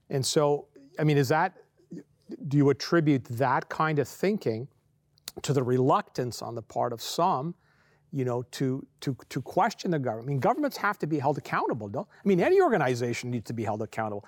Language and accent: English; Canada; as a Canadian and as a Canadian Christian